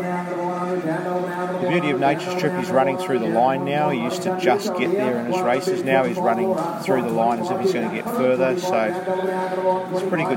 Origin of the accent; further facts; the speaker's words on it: New Zealand; now in Australia; for my sake New Zealand, being a New Zealander